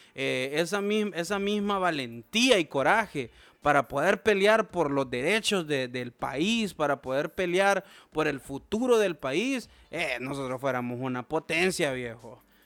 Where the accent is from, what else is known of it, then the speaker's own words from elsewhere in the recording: Honduras; todos somos hondureños